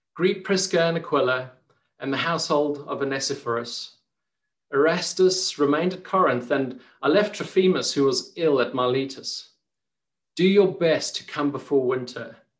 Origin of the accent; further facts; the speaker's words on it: Port Elizabeth, Eastern Cape, South Africa; being a kid growing up in Port Elizabeth, it was just such a, a, lovely place to to grow up